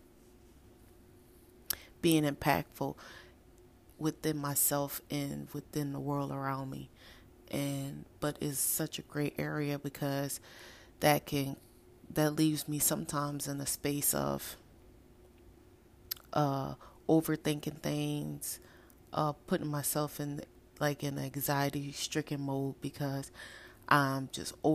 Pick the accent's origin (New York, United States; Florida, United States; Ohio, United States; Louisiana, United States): Louisiana, United States; New Orleans; my hometown of New Orleans